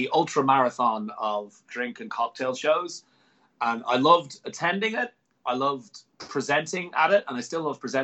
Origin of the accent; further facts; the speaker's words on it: Ireland; I'm an Irishman